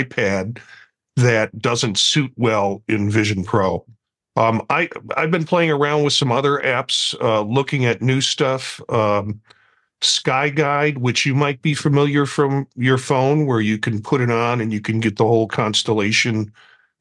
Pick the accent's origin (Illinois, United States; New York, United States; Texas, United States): Illinois, United States; Chicago; now in Ohio, United States; I'm a Chicagoan that now lives in Ohio